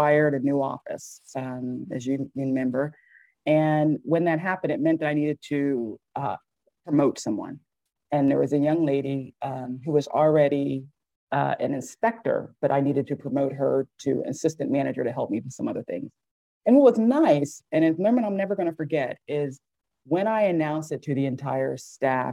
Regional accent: Virginia, United States; also born or lived in Philadelphia, Pennsylvania; Virginia girl, pretty much. I was born in Philadelphia. My parents moved me here when I was three.

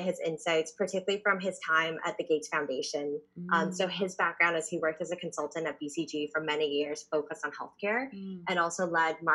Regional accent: Canada; now in New York, United States; So my family's originally from Taiwan and I actually grew up in Canada

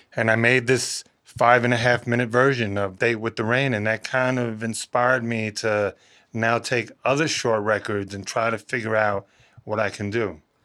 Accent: New York City, New York, United States; I grew up in the Bronx

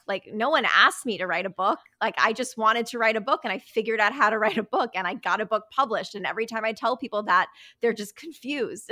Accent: Connecticut, United States; also born or lived in New York; I was born in New York and raised in Connecticut.

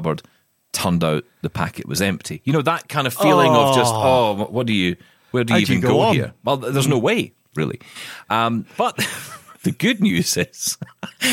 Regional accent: Scotland, United Kingdom; being Scottish

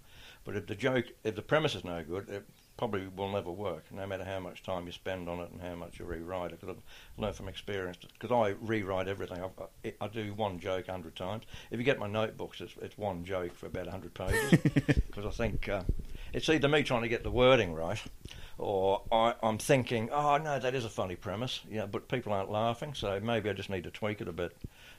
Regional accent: Adelaide, South Australia, Australia; born or raised there

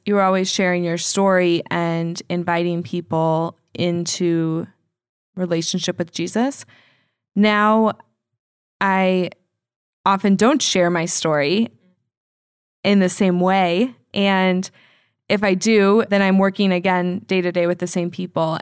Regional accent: Indianapolis, Indiana, United States; moved away; I do love Indy. Um, it's my hometown

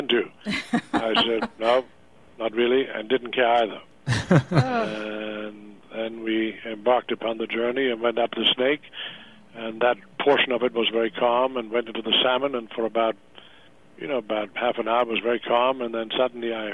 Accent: Germany; moved away as an adult; also born or lived in Texas / Montana; now in United States; I grew up on farms in Germany

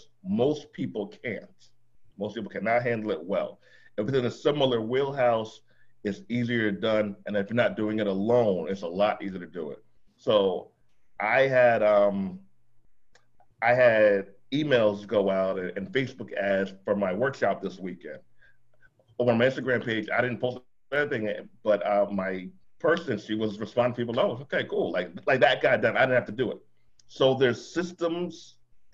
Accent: Jamaica; I'm Jamaican

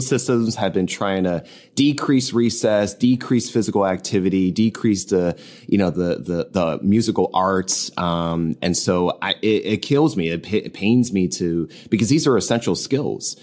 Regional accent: New Jersey, United States; now in Southern California, United States; I am originally from New Jersey. I'm based in Southern California.

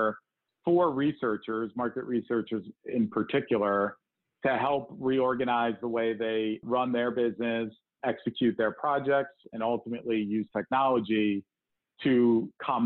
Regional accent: New York metropolitan area, United States; moved away as an adult; also born or lived in New Jersey / Connecticut; now in Cleveland, United States; I grew up in the New York metropolitan area

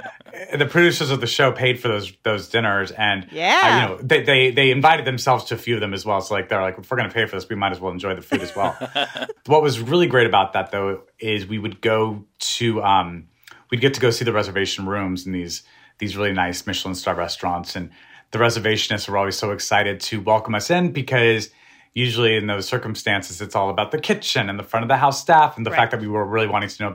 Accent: New Mexico, United States; I'm from New Mexico. We love the food we grew up eating.

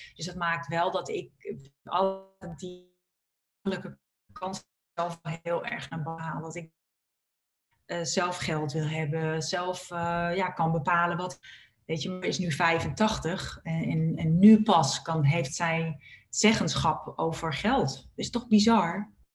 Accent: Purmerend, North Holland, Netherlands; ik ben opgegroeid in Purmerend

